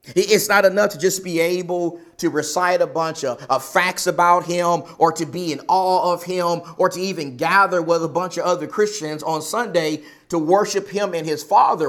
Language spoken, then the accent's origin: English; Texas, United States; now in Arizona, United States; I come from Texas